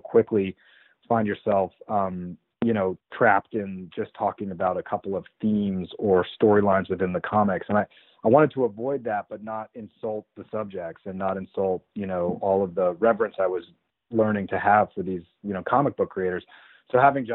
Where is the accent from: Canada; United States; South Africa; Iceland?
United States; Colorado; I grew up in Colorado